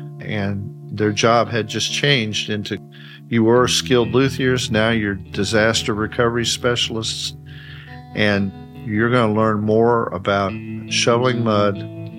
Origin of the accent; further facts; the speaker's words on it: Mount Sterling, Kentucky, United States; In Mount Sterling, Kentucky.